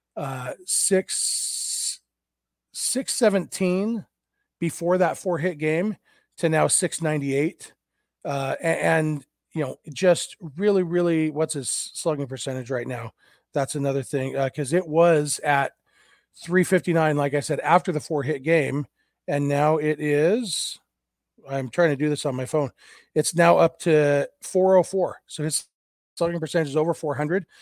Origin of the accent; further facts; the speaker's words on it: Lake Elsinore, California, United States; minor league team here in my hometown.